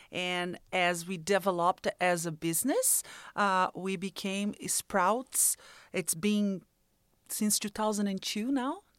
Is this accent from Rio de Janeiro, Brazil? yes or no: no; Minas Gerais, Brazil; moved away as an adult; now in Rancho Cordova, United States; I was born in Brazil, moved to the United States in 1999.